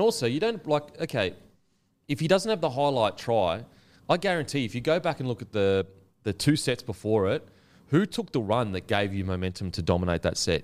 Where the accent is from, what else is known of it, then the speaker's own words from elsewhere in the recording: Queensland, Australia; I'm a Queenslander